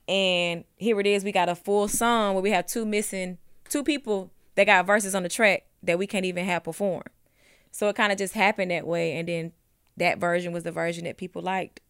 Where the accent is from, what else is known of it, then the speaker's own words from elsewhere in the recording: Ellenwood, Georgia, United States; I was from Ellenwood